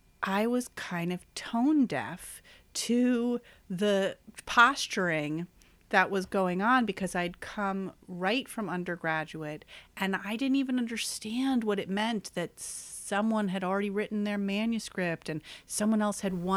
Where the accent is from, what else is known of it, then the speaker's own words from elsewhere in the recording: New York, United States; because I was from New York, mm-hmm. And because I was white